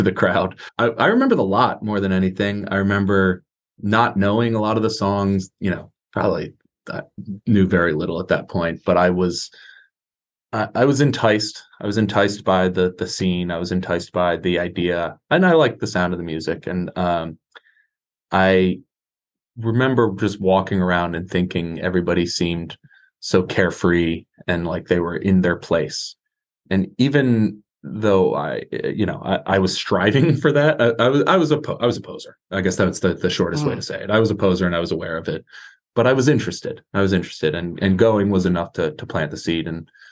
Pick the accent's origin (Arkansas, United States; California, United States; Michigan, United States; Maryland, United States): Maryland, United States; Columbia; now in San Diego, United States; I grew up in Columbia, Maryland